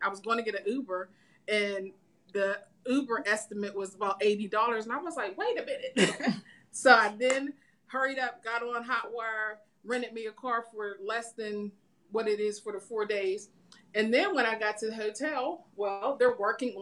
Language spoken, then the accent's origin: English; Pittsburgh, Pennsylvania, United States; I came from Pittsburgh, Pennsylvania to Arkansas